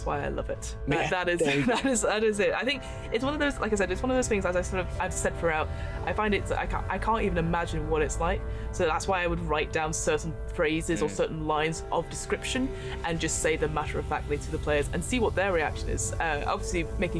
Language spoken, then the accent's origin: English; United Kingdom; We are British people.